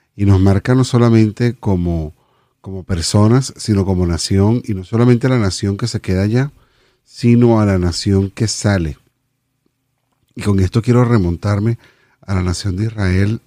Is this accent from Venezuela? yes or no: yes; Venezuela; moved away as an adult; nos vinimos, nos vinimos de Venezuela